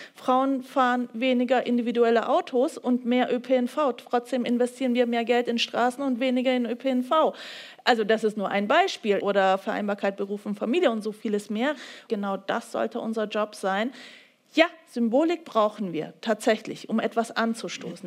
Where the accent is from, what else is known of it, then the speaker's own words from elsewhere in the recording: Bavaria, Germany; Ich komme ja aus Bayern